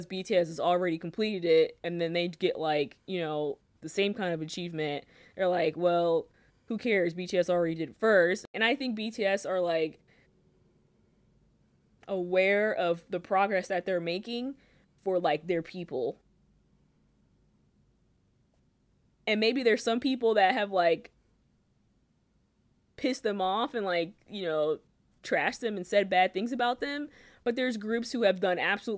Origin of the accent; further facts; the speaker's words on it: United States; I am an American.